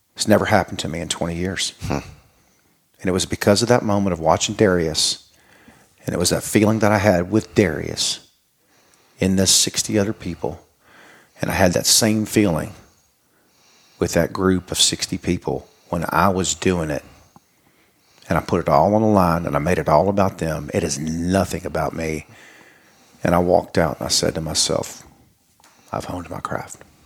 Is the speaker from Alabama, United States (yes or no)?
yes; Mobile, Alabama, United States; moved away; also born or lived in Hattiesburg; I am from Mobile. It's the birthplace of Mardi Gras.